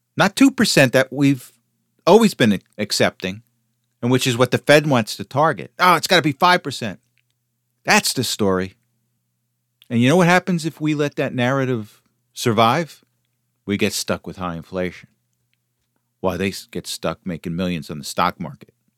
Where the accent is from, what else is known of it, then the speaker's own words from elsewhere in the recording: United States; I, as an American